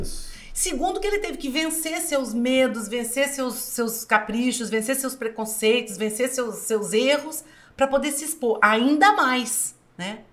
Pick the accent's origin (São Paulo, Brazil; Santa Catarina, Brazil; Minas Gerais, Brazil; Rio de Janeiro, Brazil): Minas Gerais, Brazil; sou mineira